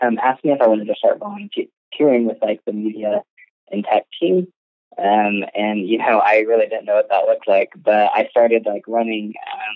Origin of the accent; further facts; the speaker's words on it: Ohio, United States; moved away as an adult; now in Oklahoma, United States; I was living in Ohio at the time. Like, that's where I grew up. I'm not from Oklahoma